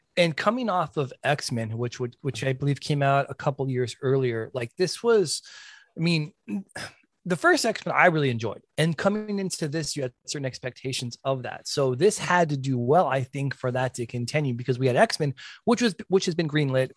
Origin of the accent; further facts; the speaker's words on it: Tucson, Arizona, United States; We are all from Tucson.